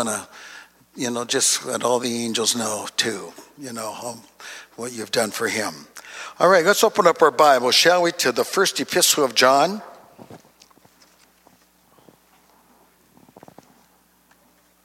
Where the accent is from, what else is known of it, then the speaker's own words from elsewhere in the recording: Duluth, Minnesota, United States; I was born and raised in Duluth, Minnesota